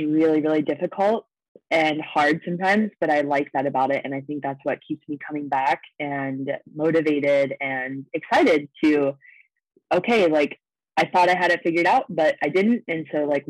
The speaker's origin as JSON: {"language": "English", "region": "Ohio", "country": "United States", "tie": "born or raised there", "moved": "yes", "lives_now": "Las Vegas, United States", "said": "I grew up in Ohio"}